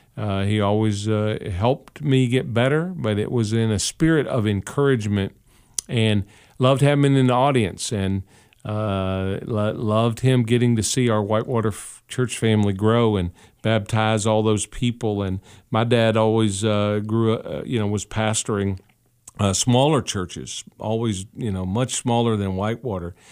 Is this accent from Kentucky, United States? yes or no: yes; Ashland, Kentucky, United States; also born or lived in Catlettsburg, Kentucky; my family's roots were in Catlettsburg, Kentucky. I was born in Ashley, Kentucky, but Catlettsburg, Kentucky.